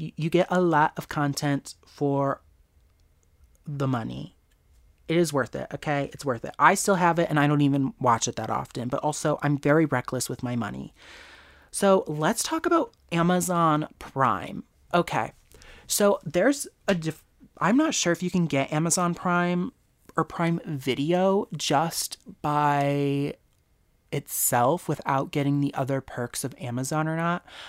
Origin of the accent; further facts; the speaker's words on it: United States; Me as an American